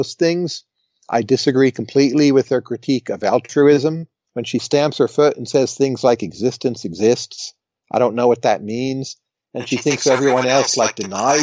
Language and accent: English; United States; I'm American